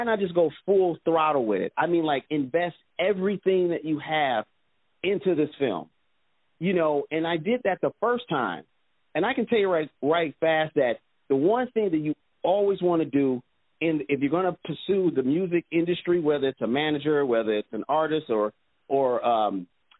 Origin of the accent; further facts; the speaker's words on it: Detroit, Michigan, United States; Originally, I'm from Detroit, Michigan